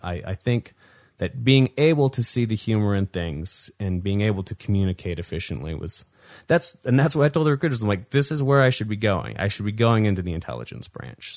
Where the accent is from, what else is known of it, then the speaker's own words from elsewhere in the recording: Salt Lake City, Utah, United States; I grew up here in Salt Lake City, Utah